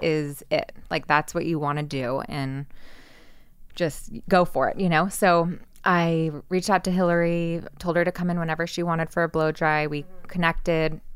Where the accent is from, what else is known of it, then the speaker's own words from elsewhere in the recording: Santa Cruz, California, United States; moved away as an adult; also born or lived in Orange County, California; now in Los Angeles, United States; growing up in Santa Cruz